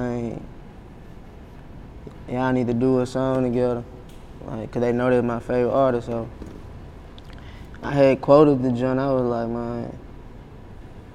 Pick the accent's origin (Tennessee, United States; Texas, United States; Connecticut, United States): Tennessee, United States; Memphis; I grew up in the East and shit, but, you know, started being the Mound